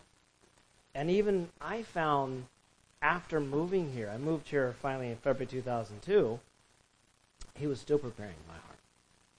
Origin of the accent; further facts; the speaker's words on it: Orange County, California, United States; moved away as an adult; now in New York City, United States; I was a kid growing up in California